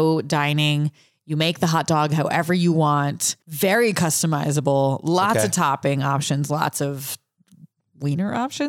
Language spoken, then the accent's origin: English; United States; we're American.